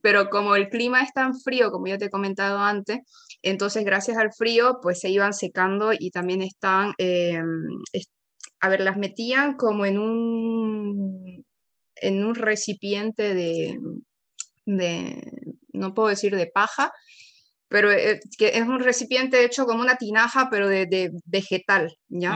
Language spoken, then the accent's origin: Spanish; Santa Cruz de la Sierra, Santa Cruz, Bolivia; soy boliviana, soy de Santa Cruz, por eso es que tal vez noten de que yo utilizo el vos y no utilizo el tú, porque en mi región